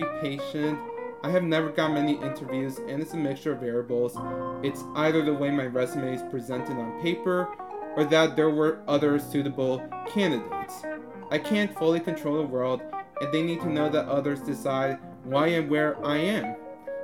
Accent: North Chicago suburbs, Illinois, United States; I'm from the North Chicago suburbs

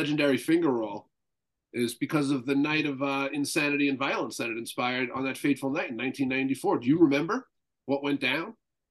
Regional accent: North Baldwin, New York, United States; And I was from North Baldwin.

